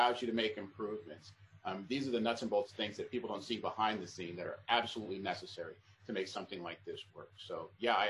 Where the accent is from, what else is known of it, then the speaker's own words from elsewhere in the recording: Washington, District of Columbia, United States; although I grew up in Northwest, I was born about a 5 wood away from the back fence of hole number 7 over there on Bladensburg Road